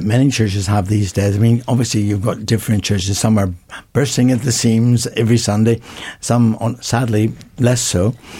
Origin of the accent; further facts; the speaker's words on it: Northern Ireland, United Kingdom; whenever I was growing up in Northern Ireland